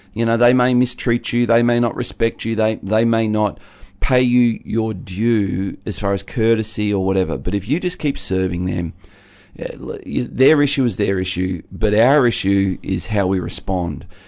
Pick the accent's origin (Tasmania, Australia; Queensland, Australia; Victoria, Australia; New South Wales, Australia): Tasmania, Australia; being a Tasmanian